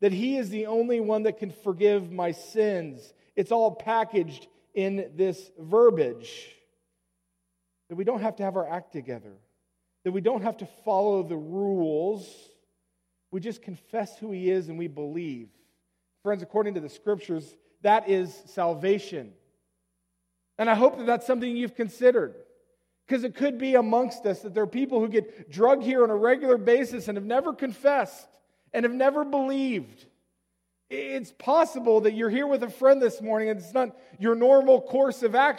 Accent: Colorado, United States; moved away; I come from Colorado

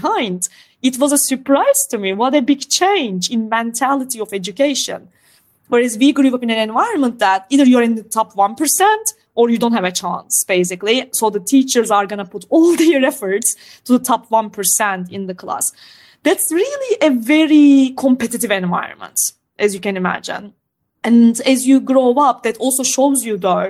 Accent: Istanbul, Turkey; now in United Kingdom; I grew up in Istanbul, which has more than 15 million people in a single city.

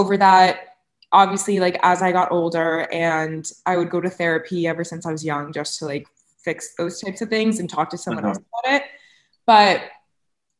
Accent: Cape Cod, Massachusetts, United States; moved away; when I grew up on Cape

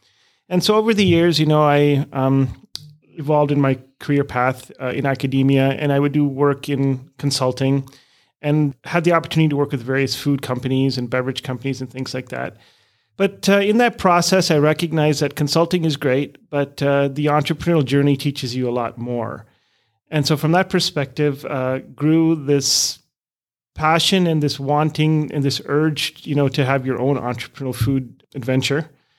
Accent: Canada; also born or lived in India / Europe; now in Minnesota, United States; I was born in India, but never really lived in India. I grew up in Canada and Europe for most of my schooling, and ended up meeting a lovely lady here in Minnesota who happened to be South African.

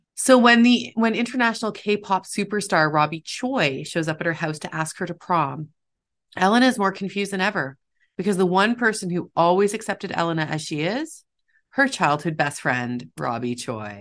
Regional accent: Toronto, Ontario, Canada; I grew up near Koreatown in Toronto

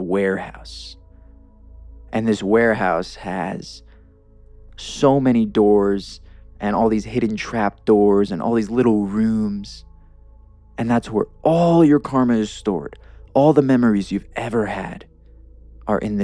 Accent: New York, United States; also born or lived in Los Angeles; now in Denver, United States; I grew up in the East Coast in New York

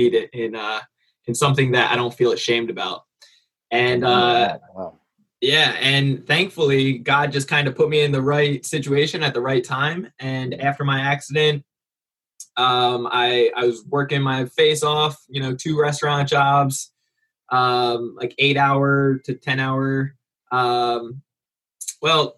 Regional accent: New Jersey, United States; moved away; also born or lived in California; I'm from New Jersey originally. So East Coast

